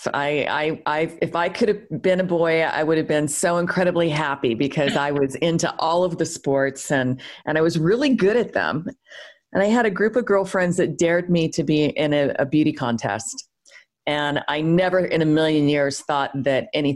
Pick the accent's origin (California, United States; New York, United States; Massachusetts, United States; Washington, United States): California, United States; San Diego; also born or lived in Hayward, California; I was born in Northern California, but my mother moved to San Diego when I was quite young. So I had the best of both worlds. I got to hang out at the beach in San Diego